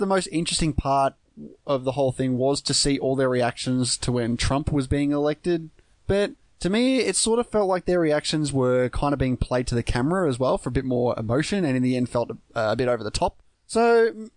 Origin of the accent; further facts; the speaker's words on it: Australia; as an Australian